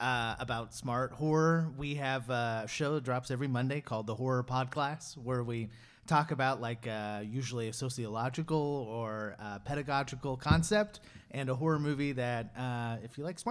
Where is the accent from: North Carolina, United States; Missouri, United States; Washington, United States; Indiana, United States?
Missouri, United States; Kansas City; So I grew up in Kansas City